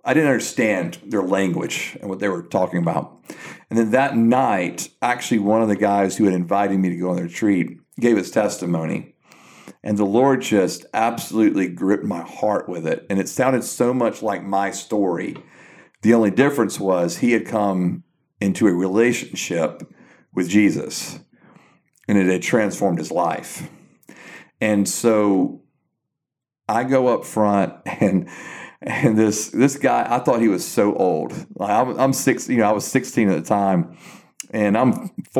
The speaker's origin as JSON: {"language": "English", "region": "South Georgia", "country": "United States", "tie": "born or raised there", "moved": "as an adult", "lives_now": "Newnan, United States", "said": "I'm originally from South Georgia"}